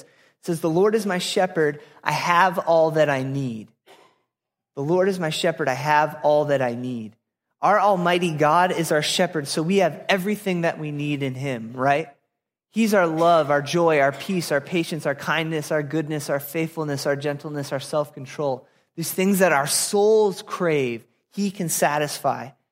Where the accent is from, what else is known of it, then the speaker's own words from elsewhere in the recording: Apple Valley, Minnesota, United States; moved away as an adult; also born or lived in Florida; I grew up in Apple Valley, Minnesota